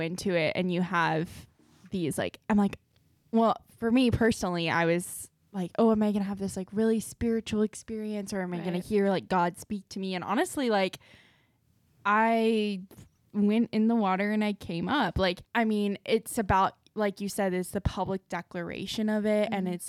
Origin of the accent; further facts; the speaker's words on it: Southern California, United States; I grew up in Southern California.